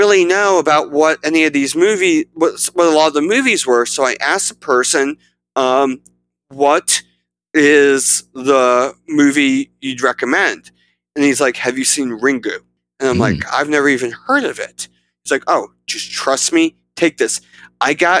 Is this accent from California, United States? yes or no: no; South Central Pennsylvania, United States; I am from South Central Pennsylvania